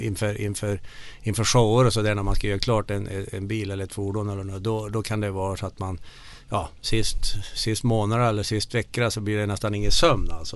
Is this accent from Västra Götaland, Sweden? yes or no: no; Bergsäng, Värmland, Sweden; accent: Värmland dialect; moved away as an adult; now in Mora, Sweden; när jag kommer hem till Värmland så känner jag mig som en värmlänning ändå